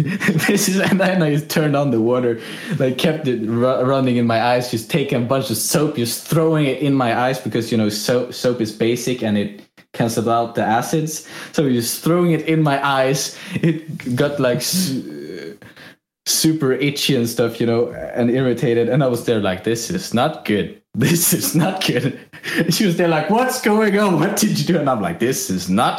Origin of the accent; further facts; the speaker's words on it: Sweden; accent: Swedish; English is a second language; my Swedish accent